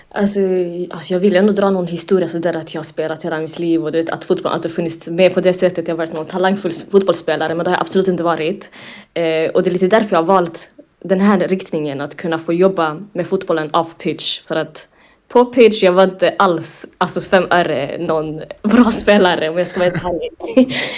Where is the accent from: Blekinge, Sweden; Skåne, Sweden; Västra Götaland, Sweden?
Skåne, Sweden; Lund; also born or lived in Umeå; både född och uppvuxen i Lund